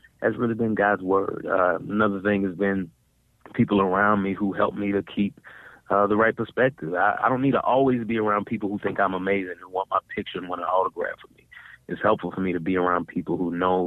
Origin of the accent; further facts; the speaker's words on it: Dallas, Texas, United States; I grew up in Dallas, Texas